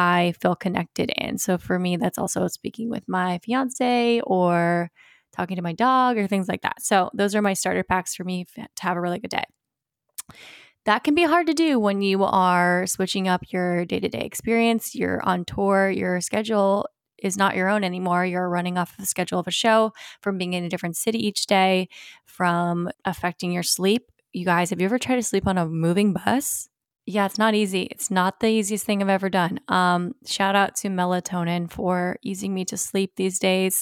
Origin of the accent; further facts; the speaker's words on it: Virginia Beach, Virginia, United States; I grew up in Virginia Beach